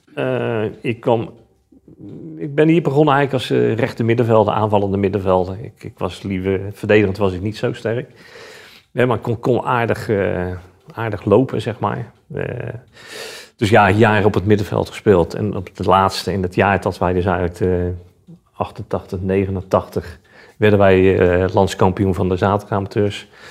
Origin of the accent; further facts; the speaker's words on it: Rotterdam, South Holland, Netherlands; Ondanks dat het feit dat ik een eh, Rotterdammer ben